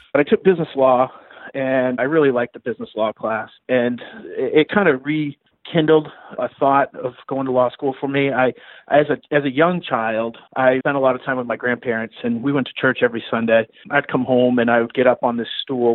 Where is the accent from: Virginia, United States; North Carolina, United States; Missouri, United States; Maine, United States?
Maine, United States; Augusta; moved away as an adult; also born or lived in Florida; now in Brandon, United States; I grew up in Maine, so I, I lived in uh, Augusta, Maine, graduated from high school there